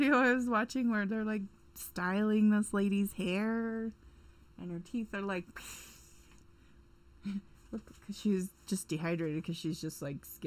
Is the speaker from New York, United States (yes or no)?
no; Utah, United States; Sometimes I feel like I'm from the East Coast and not from Utah.